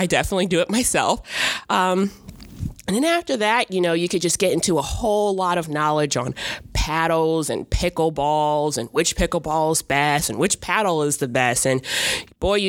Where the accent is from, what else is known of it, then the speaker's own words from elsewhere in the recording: Hartford, Connecticut, United States; moved away as an adult; also born or lived in Florida; now in Charlottesville, United States; I'm actually originally from Hartford, Connecticut. I went to school there. I went to college there